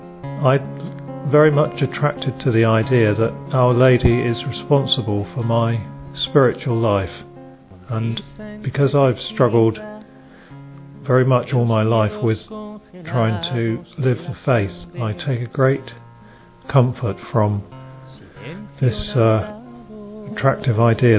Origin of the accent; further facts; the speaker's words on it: England, United Kingdom; I'm from England